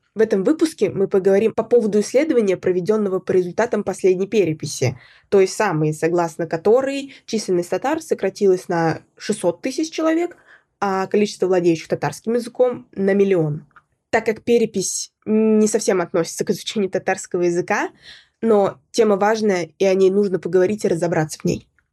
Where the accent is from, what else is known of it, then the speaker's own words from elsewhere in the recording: Zainsk, Tatarstan, Russia; moved away as an adult; я родилась в Заинске, выросла в Заинске, уехала в другой город поступать, учиться и, собственно, осталась там жить